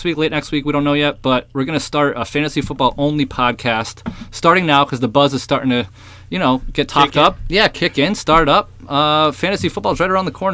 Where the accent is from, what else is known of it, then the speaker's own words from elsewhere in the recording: Pennsylvania, United States; we're from Pennsylvania